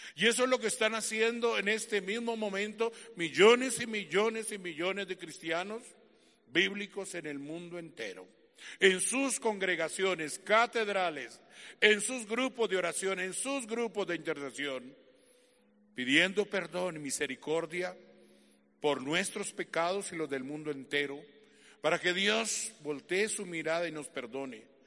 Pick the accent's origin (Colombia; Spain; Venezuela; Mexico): Colombia; como colombiano que soy